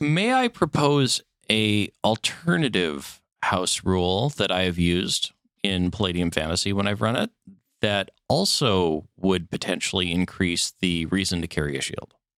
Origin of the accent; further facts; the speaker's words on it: Minnesota, United States; I grew up in Minnesota